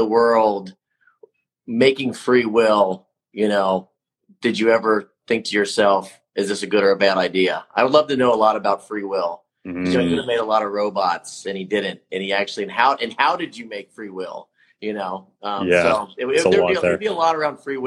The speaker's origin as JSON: {"language": "English", "town": "Cincinnati", "region": "Ohio", "country": "United States", "tie": "born or raised there", "moved": "as an adult", "lives_now": "Austin, United States", "said": "I grew up Cincinnati, Ohio, big Catholic family"}